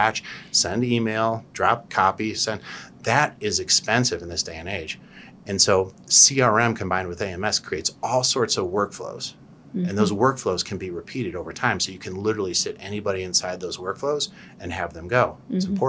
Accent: Cleveland, Ohio, United States; I'm Polish from Cleveland

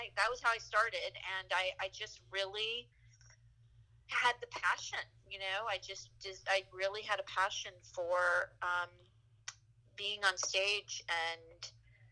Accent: Los Angeles, California, United States; also born or lived in New York; I grew up in Los Angeles

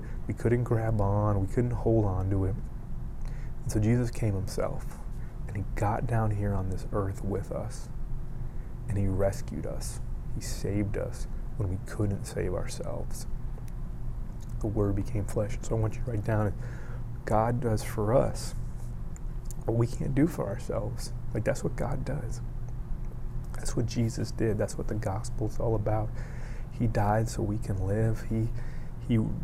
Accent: Miami, Florida, United States; I grew up in Miami.

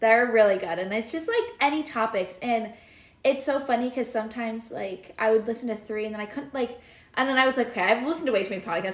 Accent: Cedar Rapids, Iowa, United States; I'm from Cedar Rapids, Iowa, which is in eastern Iowa, and I am cent- currently in central Iowa

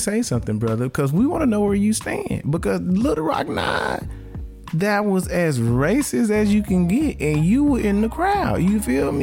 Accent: Arkansas, United States; I'm from Arkansas

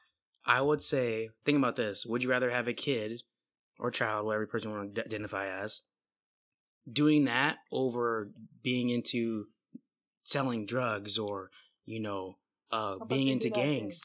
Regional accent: Bay Area, California, United States; also born or lived in Oregon; now in Seattle, United States; I'm from the Bay Area originally, but, you know, I live in Seattle, Washington.

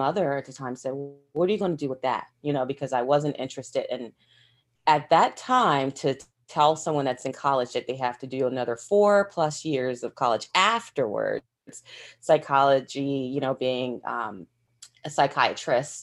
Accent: Delaware, United States; I grew up in Delaware. That's where I was born and raised.

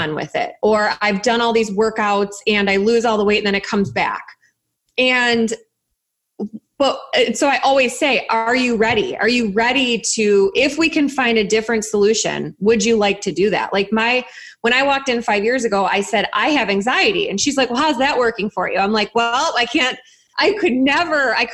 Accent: Chicago, Illinois, United States; I'm from Chicago

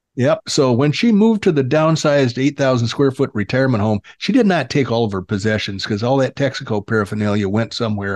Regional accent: Illinois, United States; now in Arizona, United States; I was raised in Illinois

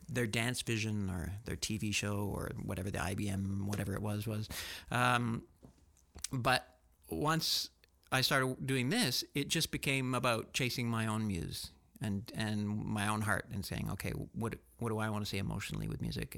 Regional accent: Canada; born or raised there; also born or lived in France / Barcelona, Spain

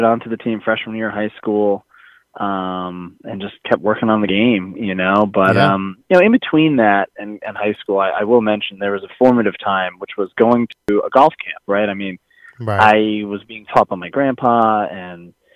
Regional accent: Livingston, New Jersey, United States; that's where I grew up. I was born there

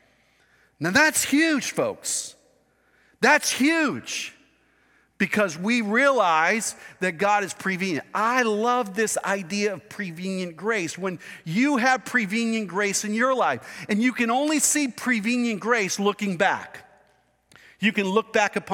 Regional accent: United States; I was born in the United States of America

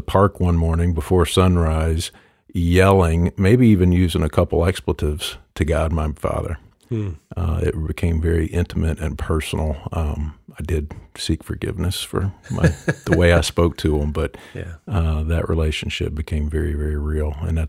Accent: Paintsville, Kentucky, United States; also born or lived in Louisville / Paducah / Lexington / Buffalo; I was born in Louisville, moved to Paducah, Kentucky, Lexington, Kentucky, Buffalo, New York, and then Paintsville, Kentucky, which is where my parents still live today. That's where I quote-unquote grew up.

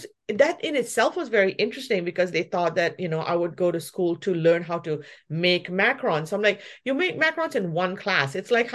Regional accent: Malaysia; also born or lived in New Zealand; now in Vancouver, Canada; I look Indian, but I'm from Malaysia, but then I also grew up in New Zealand, and then now I'm in Canada.

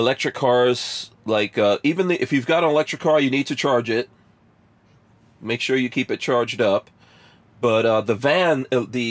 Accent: New York City, New York, United States; moved away; also born or lived in New Jersey; I grew up in New York City. We also lived in New Jersey

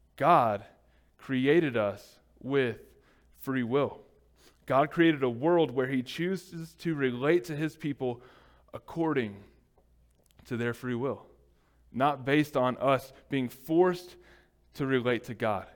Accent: United States; as Americans, especially as an American church

